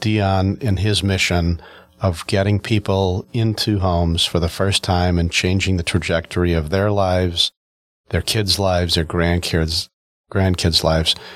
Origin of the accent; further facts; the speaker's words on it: United States; I grew up in the North Shore